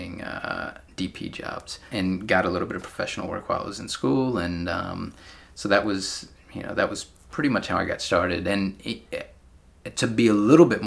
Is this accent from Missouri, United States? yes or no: no; Georgia, United States; moved away as an adult; now in San Francisco, United States; I'm from Georgia